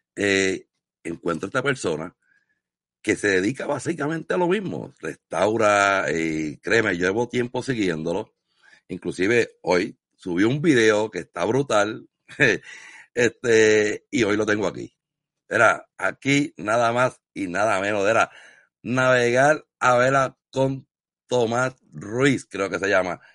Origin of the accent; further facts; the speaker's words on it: Puerto Rico; moved away; yo vengo de Puerto Rico, fui criado en la costa